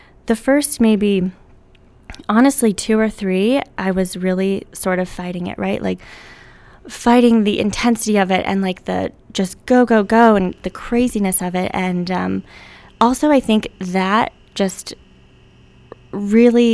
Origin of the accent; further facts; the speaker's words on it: Parkdale, Oregon, United States; moved away as an adult; also born or lived in Hood River, Oregon / Savannah, Georgia / New York City; born and raised in Hood River, grew up in Parkdale, graduated from Hood River Valley High School